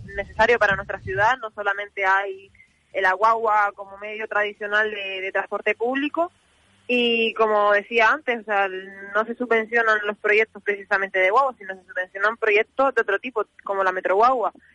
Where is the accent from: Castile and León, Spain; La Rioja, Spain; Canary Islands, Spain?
Canary Islands, Spain; nuestras islas